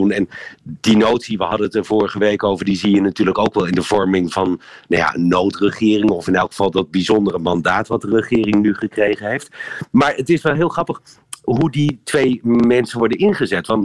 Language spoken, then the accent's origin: Dutch; Netherlands; now in Brussels, Belgium; Ja, en over mijn eigen land.